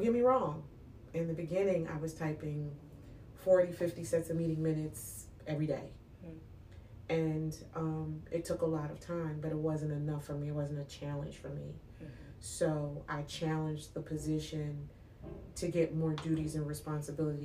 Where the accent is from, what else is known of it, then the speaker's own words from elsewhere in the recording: New York, United States; I grew up in New York